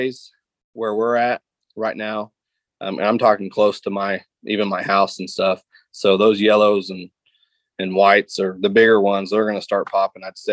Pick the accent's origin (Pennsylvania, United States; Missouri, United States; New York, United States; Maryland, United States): Missouri, United States; Lake of the Ozarks; I grew up on Lake of the Ozarks